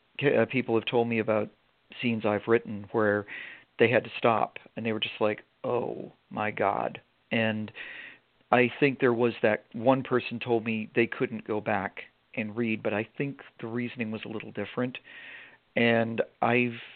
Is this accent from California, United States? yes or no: no; Vermont, United States; moved away; also born or lived in Maine; I'm from Vermont originally, but I went to school in Maine